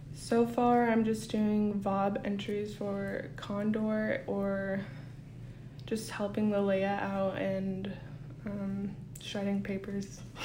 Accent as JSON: {"language": "English", "town": "Kotzebue", "region": "Alaska", "country": "United States", "said": "I'm from Kotzebue, Alaska"}